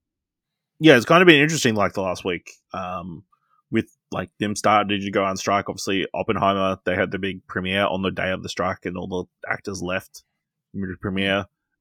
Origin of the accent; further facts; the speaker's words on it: Australia; Technically, we're Australian.